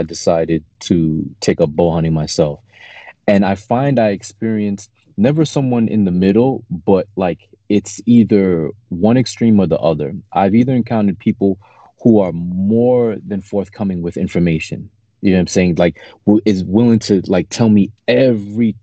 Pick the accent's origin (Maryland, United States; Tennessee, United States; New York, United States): New York, United States; New York City; I'm from New York City